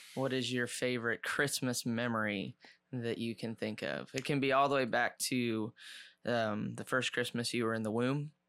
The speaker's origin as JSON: {"language": "English", "region": "Ohio", "country": "United States", "tie": "born or raised there", "moved": "yes", "said": "we grew up in Ohio, out in the country"}